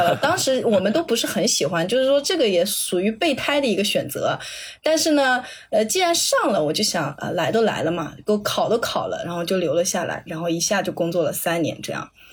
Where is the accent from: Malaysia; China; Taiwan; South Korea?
China; southern China; accent: southern (non-standard Mandarin); also born or lived in Jiangnan small city; 我作为南方人，我的那个平翘舌音和前后鼻音都分得很差啊